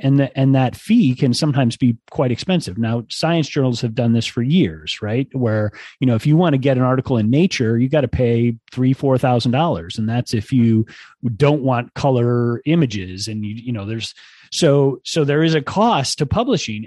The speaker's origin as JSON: {"language": "English", "town": "Ann Arbor", "region": "Michigan", "country": "United States", "tie": "born or raised there", "moved": "yes", "lives_now": "State College, United States", "said": "I grew up in Ann Arbor"}